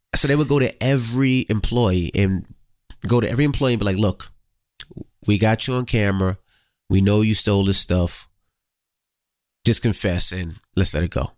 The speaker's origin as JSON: {"language": "English", "town": "New York City", "region": "New York", "country": "United States", "tie": "born or raised there", "said": "growing up in Queens, you seen a lot of street life"}